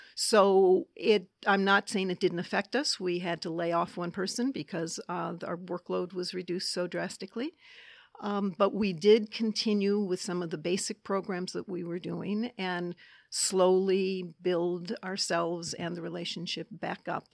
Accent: Detroit, Michigan, United States; my hometown of Detroit

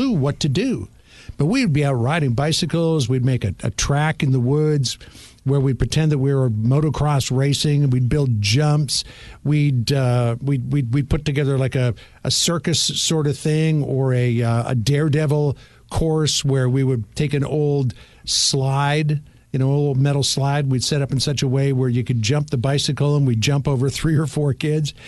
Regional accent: Toronto, Ontario, Canada; moved away as an adult; now in United States; I grew up in Toronto

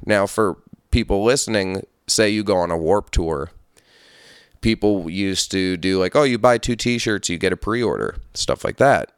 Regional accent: Hudson Valley, upstate New York, United States; also born or lived in Brooklyn, New York; I grew up in upstate New York. I grew up in the Hudson Valley near, like, Poughkeepsie in that scene in between that and Albany

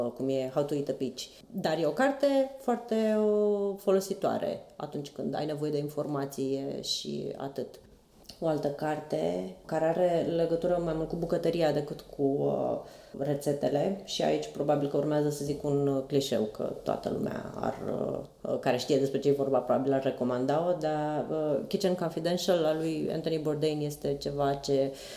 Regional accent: Bacău, Bacău County, Romania; moved away as an adult; also born or lived in Bucharest; mai mergeam la Bacău, eu sunt din Bacău, și acolo ciorbele sunt, toate sunt borșuri, toate se făceau la mine acasă

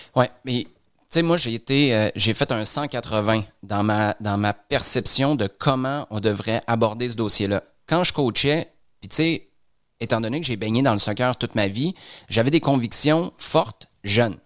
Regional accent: Quebec City, Quebec, Canada; moved away; quand j'étais à Québec dans le temps parce que je suis, je suis de Québec.

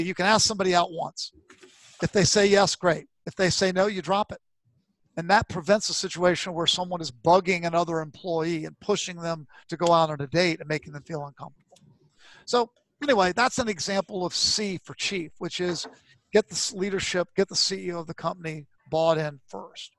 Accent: Virginia, United States; I was brought up in Virginia.

